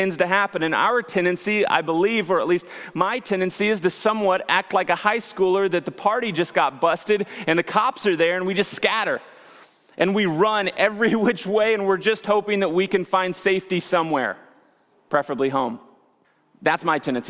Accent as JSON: {"language": "English", "area": "near Branson", "region": "Missouri", "country": "United States", "tie": "born or raised there", "said": "I grew up near Branson, Missouri"}